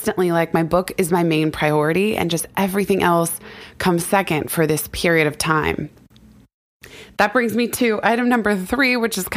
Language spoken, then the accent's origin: English; California, United States; now in New York, United States; I grew up in California.